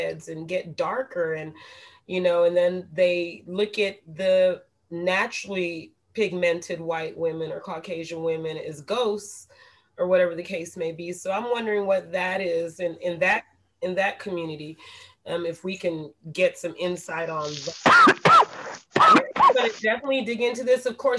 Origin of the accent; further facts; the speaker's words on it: Panama; born there; I'm Latin born. I am of Latin descent. My father is Panamanian. I was born in Panama.